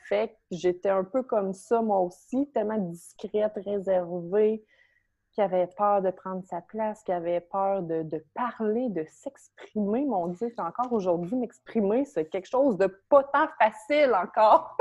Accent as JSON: {"language": "French", "area": "Beauce", "region": "Quebec", "country": "Canada", "tie": "born or raised there", "said": "J'habitais dans un petit village à saint fil dans la Beauce. Je viens de la Beauce"}